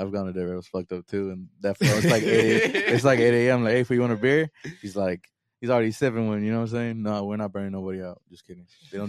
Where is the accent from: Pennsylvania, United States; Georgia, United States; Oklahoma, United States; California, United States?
California, United States; Oceanside; growing up in Ocean